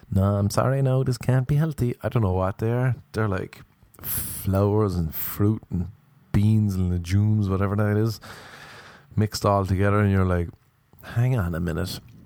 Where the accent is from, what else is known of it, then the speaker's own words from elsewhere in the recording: Ireland; now in Los Angeles, United States; I am Irish